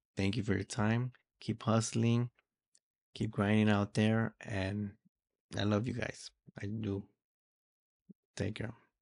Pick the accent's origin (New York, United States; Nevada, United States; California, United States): California, United States; Los Angeles; also born or lived in Mexico; we migrated from Mexico here to California, more or less exactly Los Angeles. This is where I grew up. This is where I was raised.